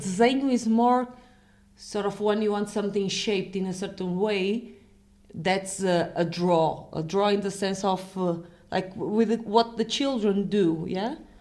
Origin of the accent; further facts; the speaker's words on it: Portugal; I'm from Portugal